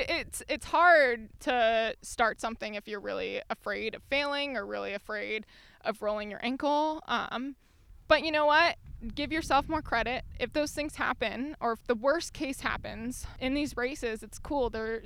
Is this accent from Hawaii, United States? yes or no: yes; Hawaii, United States; One of my best friends lives in Colorado, and I've lost my pidgin English, which is like how people communicate in public schools in Hawaii.